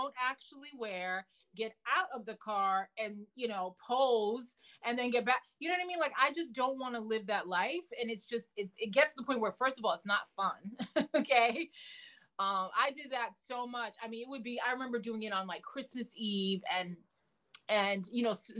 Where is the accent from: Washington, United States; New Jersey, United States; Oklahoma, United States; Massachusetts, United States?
Massachusetts, United States; also born or lived in New York; I had just moved from New York back to the, you know, where I grew up in Massachusetts